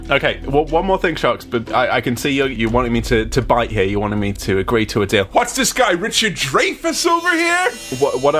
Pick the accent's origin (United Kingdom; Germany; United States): United Kingdom; Nottingham, East Midlands; and. I'm from Nottingham, United Kingdom.